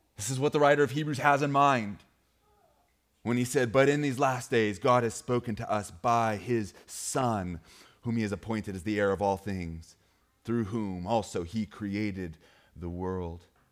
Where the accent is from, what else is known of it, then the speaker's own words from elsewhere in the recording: Great Falls, Montana, United States; moved away; I grew up in Great Falls, Montana